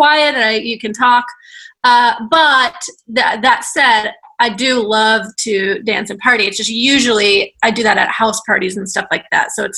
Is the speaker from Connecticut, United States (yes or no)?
no; Daytona Beach, Florida, United States; I am from Daytona Beach